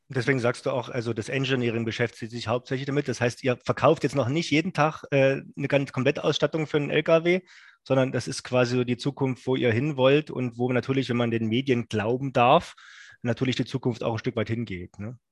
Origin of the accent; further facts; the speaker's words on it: Saxony, Germany; vom schönen Sachsen, wo ich herkomme